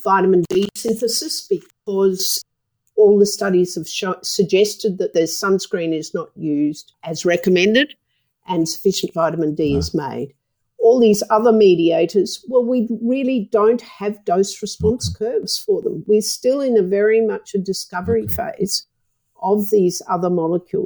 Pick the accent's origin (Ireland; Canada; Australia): Australia; I'm an Australian